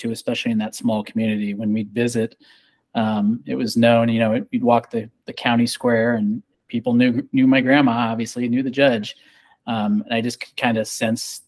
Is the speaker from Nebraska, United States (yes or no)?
yes; Scottsbluff, Nebraska, United States; now in Omaha, United States; I was born in Omaha, Nebraska, raised in Scotts Bluff